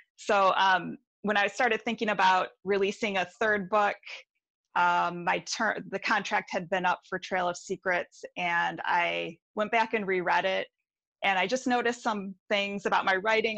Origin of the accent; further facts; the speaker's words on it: Detroit, Michigan, United States; also born or lived in Milford, Michigan; now in Ann Arbor, United States; I'm from, from the Detroit area and I live in Ann Arbor now